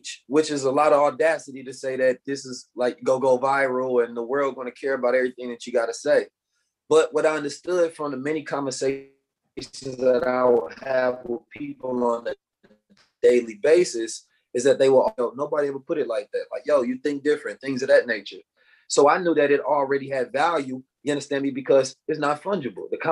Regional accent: Oakland, California, United States; born or raised there

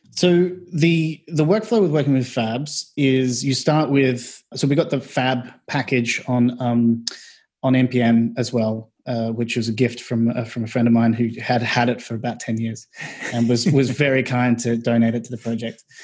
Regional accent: Australia; moved away as an adult; also born or lived in Melbourne; now in London, United Kingdom; I'm from Australia.

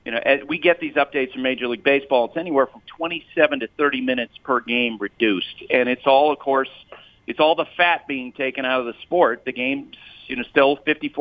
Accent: Vermont, United States; I come from Vermont

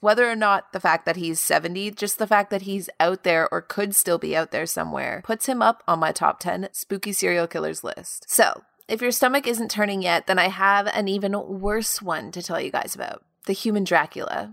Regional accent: Canada; the prison of my hometown

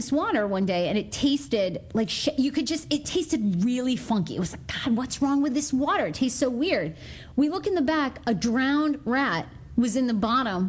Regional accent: Maine, United States; moved away; also born or lived in Dresden, Maine / New York; I grew up in Maine, right? So for a brief period of time, when I was in high school, my mom and stepfather had a camp out on China Lake

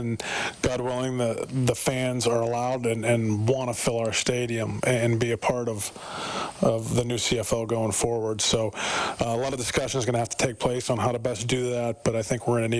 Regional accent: United States; also born or lived in Canada; as an American like I have

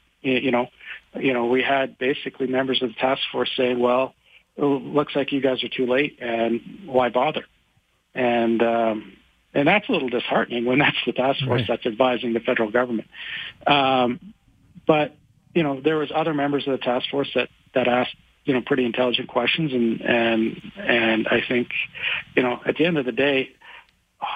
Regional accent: Calgary, Alberta, Canada; I was born in Calgary. I lived here my whole life

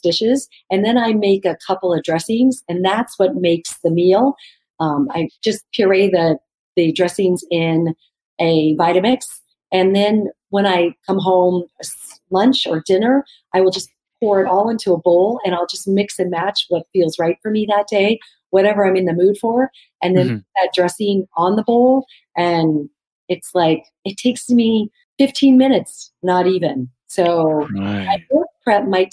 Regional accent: Arizona, United States; also born or lived in New York; now in Los Angeles, United States; I love Mexican food because of growing up in Arizona

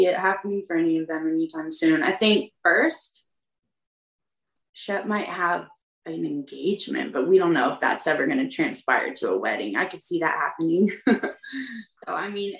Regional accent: the South, United States; growing up in the South

